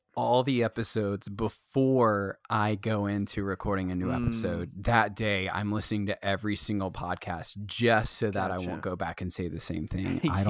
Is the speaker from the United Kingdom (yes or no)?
yes; England, United Kingdom; dude, I mean, we came from England, so yeah, perfect.